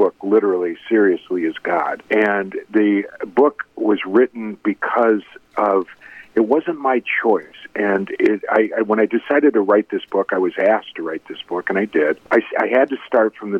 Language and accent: English; Pontiac, Michigan, United States; also born or lived in Chicago; I grew up outside Detroit in Pontiac, Michigan